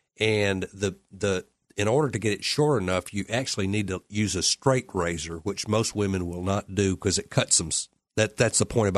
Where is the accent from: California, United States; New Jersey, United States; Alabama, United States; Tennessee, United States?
Alabama, United States; Well, you know, I'm from Alabama. I get down to the rock hard part really quick.